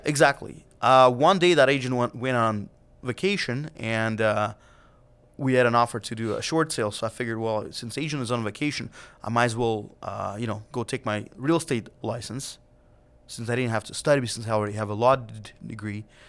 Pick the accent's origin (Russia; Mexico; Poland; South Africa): Russia; Siberia; now in United States; back in the days when I was a kid, growing up in Siberia and Russia